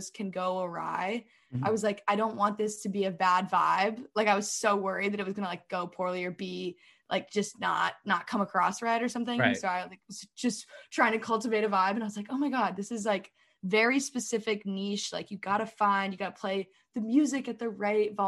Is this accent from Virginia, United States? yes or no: yes; Alexandria, Virginia, United States; moved away as an adult; also born or lived in Washington, D.C. / Berkeley, California; I grew up in Old Town Alexandria, which is like the really cute historic part of Alexandria